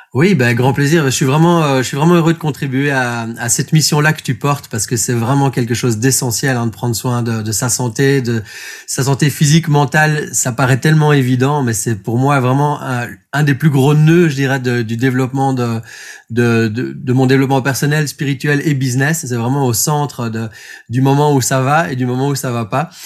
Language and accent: French; Belgium; also born or lived in Brussels; Moi, je suis belge, donc j'habite à Bruxelles